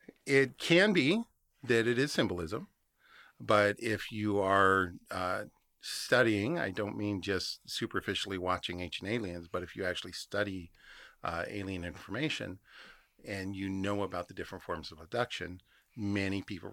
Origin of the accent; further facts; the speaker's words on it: Phoenix, Arizona, United States; I grew up out on the West Side. The Estrellas are a hot spot. You cannot not have seen something. I'm from the Valley. I miss the Phoenix lights.